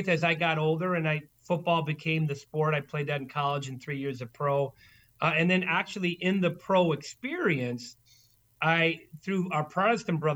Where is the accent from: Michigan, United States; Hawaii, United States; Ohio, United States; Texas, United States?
Michigan, United States; Sterling Heights; also born or lived in Worcester, Massachusetts; now in Pewaukee, United States; I grew up just outside of Detroit, north of Detroit, in a town called Sterling Heights.